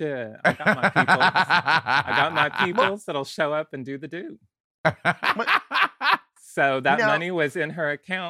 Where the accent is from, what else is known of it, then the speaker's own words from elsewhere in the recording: Oklahoma, United States; accent: Southern twang; Myself and Sheila both are Southern, yes. I'm from Oklahoma, born and raised.